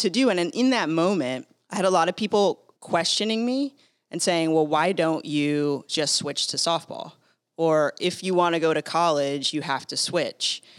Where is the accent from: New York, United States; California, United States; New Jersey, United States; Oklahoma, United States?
California, United States; San Diego; I grew up in San Diego